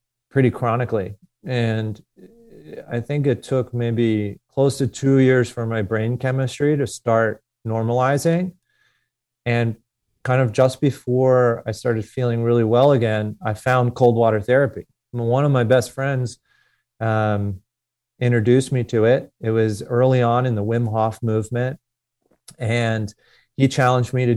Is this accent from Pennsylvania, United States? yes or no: yes; Philadelphia, Pennsylvania, United States; I grew up in Northeast Philadelphia as a competitive athlete